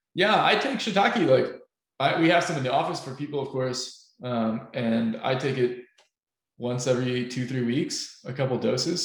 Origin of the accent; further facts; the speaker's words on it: Finland; we're from Finland